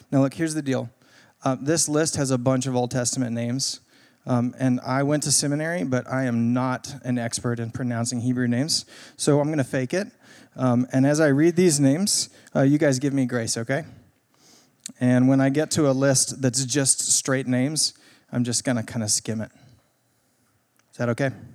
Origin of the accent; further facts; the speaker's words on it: Greenville, United States; I grew up here in Greenville